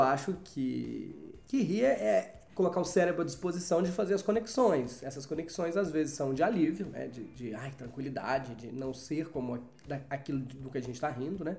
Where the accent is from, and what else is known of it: Brazil